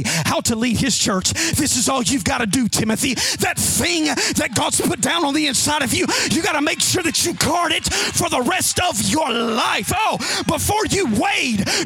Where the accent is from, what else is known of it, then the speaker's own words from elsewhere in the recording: Alabama, United States; I'm from Alabama.